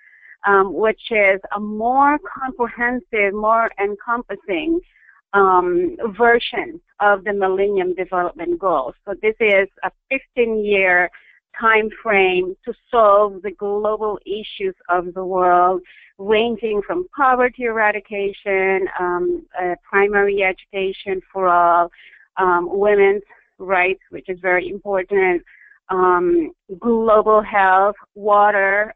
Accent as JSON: {"language": "English", "country": "Philippines", "tie": "born or raised there", "said": "I grew up in the Philippines. Born and bred, educated"}